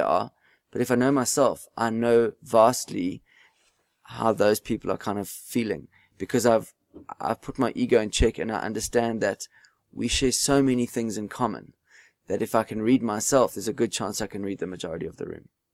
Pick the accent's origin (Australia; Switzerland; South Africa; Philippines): South Africa; You just can't give up being South African.